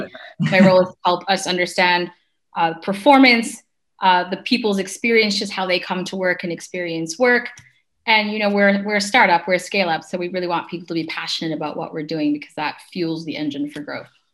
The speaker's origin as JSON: {"language": "English", "country": "Canada", "also_born_or_lived": "London", "moved": "as an adult", "said": "I'm Canadian, and I ended up in um, London."}